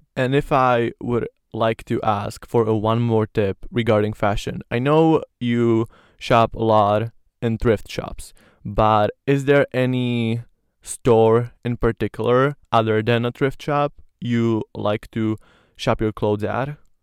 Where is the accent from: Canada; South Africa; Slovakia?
Slovakia; first language Slovak; English is a second language; I love Slovak because it's, you know, my mother language